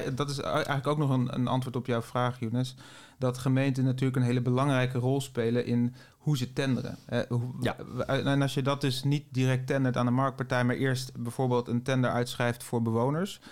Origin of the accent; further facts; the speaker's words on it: Netherlands; wij als Nederlanders